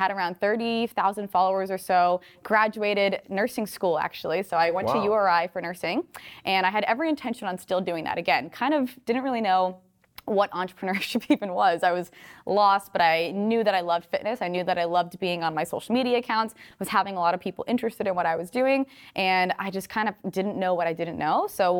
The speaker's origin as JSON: {"language": "English", "region": "Rhode Island", "country": "United States", "moved": "as an adult", "lives_now": "Los Angeles, United States", "said": "I came to LA from Rhode Island with like $100 in my pocket, waitressed every single day on the Venice boardwalk."}